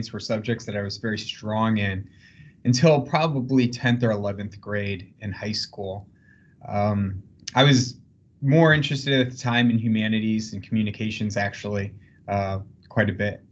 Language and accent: English; South Bend, Indiana, United States; moved away as an adult; I grew up actually in the shadow of the University of Notre Dame in South Bend, Indiana